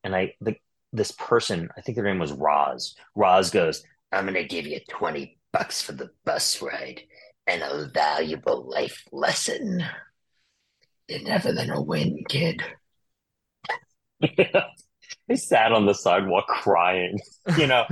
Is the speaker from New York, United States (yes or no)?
yes; Long Island, New York, United States; I grew up in Long Island